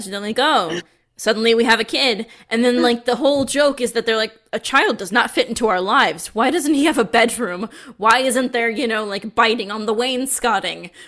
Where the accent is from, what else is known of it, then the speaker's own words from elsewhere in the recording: Washington, District of Columbia, United States; I grew up in Washington, D.C.